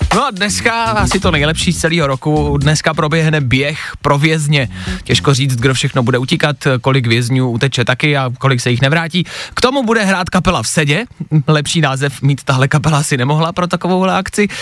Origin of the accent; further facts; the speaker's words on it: Plzeň, Plzeň Region, Czechia; v Plzni, v mém rodném městě